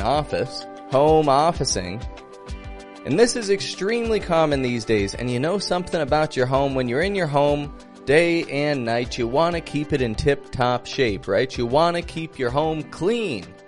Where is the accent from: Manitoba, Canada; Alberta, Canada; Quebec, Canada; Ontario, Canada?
Ontario, Canada; Toronto; I'm from Toronto, Canada